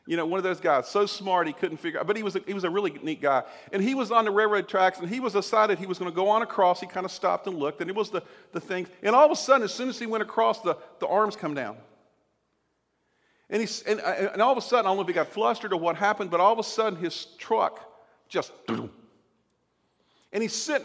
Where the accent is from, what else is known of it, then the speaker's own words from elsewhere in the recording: Southern United States, United States; unlike when I grew up in the South, and one time at a tent revival